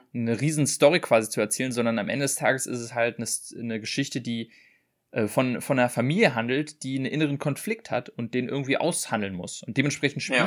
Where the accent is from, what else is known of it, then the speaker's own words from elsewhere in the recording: Germany; als Deutscher